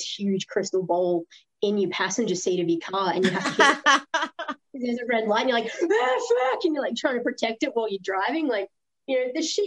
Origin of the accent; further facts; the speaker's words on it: Australia; I'm an Aussie